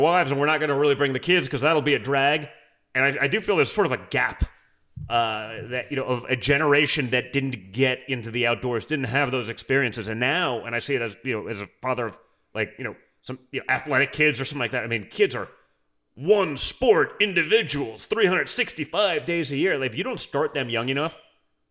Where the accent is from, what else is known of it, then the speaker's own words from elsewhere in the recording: New York City, New York, United States; I grew up in New York City